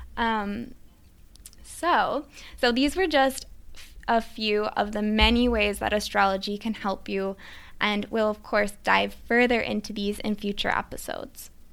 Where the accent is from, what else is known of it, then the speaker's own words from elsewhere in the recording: Midwest, United States; moved away as an adult; also born or lived in Switzerland / New York City; I grew up in the Midwest